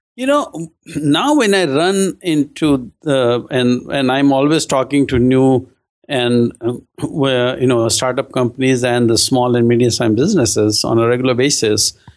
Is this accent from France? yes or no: no; India; moved away; I'm originally from India